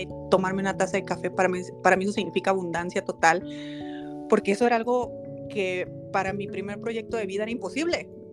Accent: Ciudad Obregón, Sonora, Mexico; now in Guadalajara, Mexico; yo me fui a Ciudad Obregón, que fue mi, es mi ciudad donde yo eh, me crié, y en Sonora

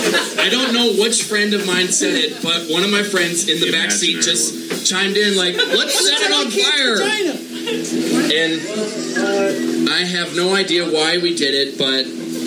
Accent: Long Beach, California, United States; Long Beach.

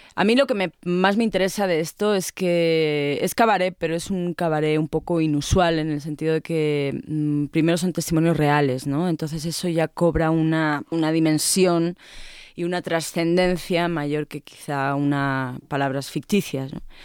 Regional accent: Madrid, Community of Madrid, Spain; accent: chulesco madrileño; moved away as an adult; now in Mexico City, Mexico; soy madrileña y tengo un deje muy chulesco como buena madrileña

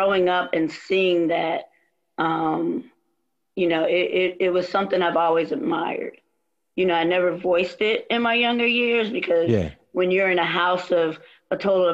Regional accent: Trenton, New Jersey, United States; moved away as an adult; also born or lived in Wilmington, North Carolina / Virginia / Washington, District of Columbia, United States / Albany; I originally born and raised outside of Trenton, New Jersey

